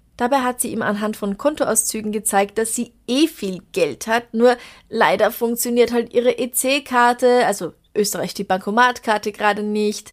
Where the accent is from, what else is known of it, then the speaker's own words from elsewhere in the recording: Traunstein district, Bavaria, Germany; moved away; aus meiner alten Heimat eingeschickt, aus dem Landkreis Traunstein in Bayern